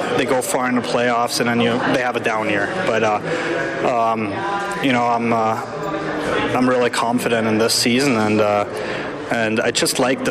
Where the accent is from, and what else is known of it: Germany; born or raised there; moved away